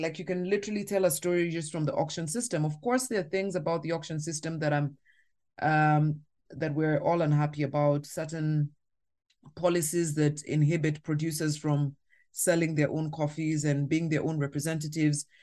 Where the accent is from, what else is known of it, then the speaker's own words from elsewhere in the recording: Kenya; as a Kenyan, as a Maasai woman who, in my community, we drink milk and blood as well